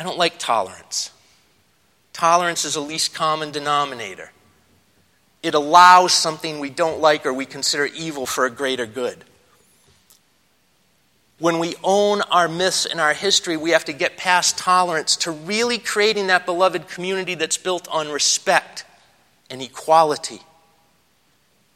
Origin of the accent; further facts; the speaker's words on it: Leominster, Massachusetts, United States; I come from Leominster, Massachusetts, the birthplace of Johnny Appleseed